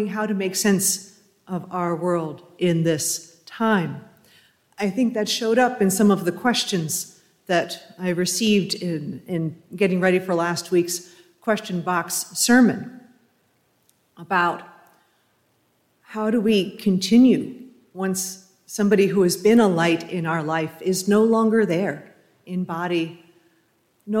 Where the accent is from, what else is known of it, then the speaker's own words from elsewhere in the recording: New England, United States; as I was growing up in New England